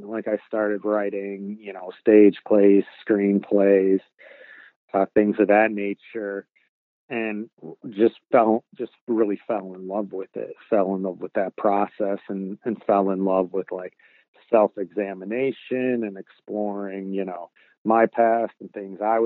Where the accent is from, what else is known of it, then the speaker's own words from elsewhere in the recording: Warren, Michigan, United States; moved away as an adult; now in Los Angeles, United States; I grew up in Warren, Michigan, which is right next to Detroit